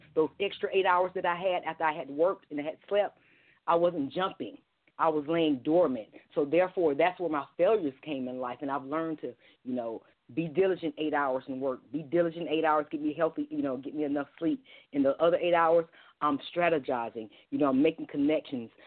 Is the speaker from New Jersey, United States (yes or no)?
no; Columbus, Georgia, United States; my hometown of Columbus, Georgia